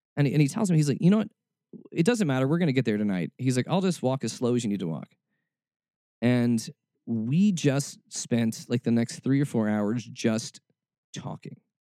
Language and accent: English; Atlanta, Georgia, United States; also born or lived in Kentucky; I was born in Atlanta, but I moved before I was too old